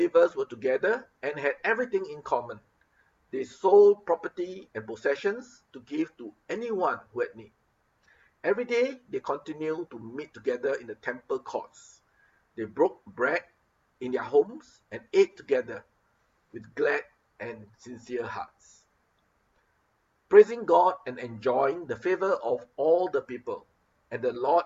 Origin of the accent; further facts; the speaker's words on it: Singapore; now in Philippines; Being a Singaporean